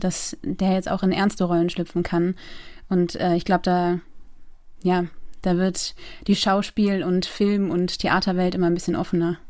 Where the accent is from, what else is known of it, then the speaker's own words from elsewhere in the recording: Eckernförde, Schleswig-Holstein, Germany; moved away as an adult; also born or lived in Loose, near Eckernförde / Rostock; now in Berlin, Germany; ich bin in Eckernförde aufgewachsen. Also geboren bin ich in Lose in der Nähe von Eckernförde